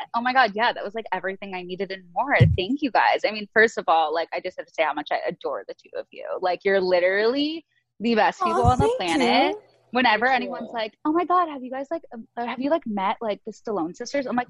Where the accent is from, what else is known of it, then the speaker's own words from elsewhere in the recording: Midwest, United States; now in Los Angeles, United States; I'm from the Midwest